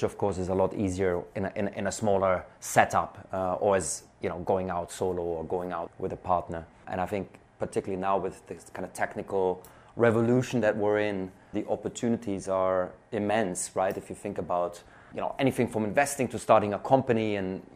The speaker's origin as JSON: {"language": "English", "country": "Germany", "moved": "as an adult", "lives_now": "United Kingdom", "said": "I'm originally from Germany. I came to the UK in 2008."}